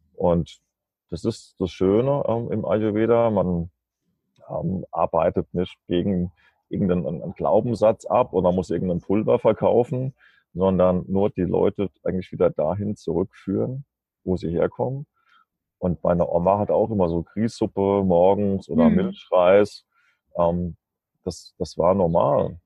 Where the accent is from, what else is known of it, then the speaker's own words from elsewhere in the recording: Germany; moved away as an adult; now in Kassel, Germany; ich komme ja aus der Nähe von Mannheim, also zwischen Mannheim und Darmstadt